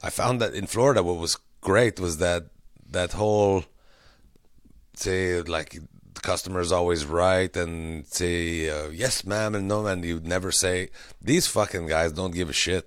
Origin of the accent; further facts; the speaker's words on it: Quebec, Canada; we're from Quebec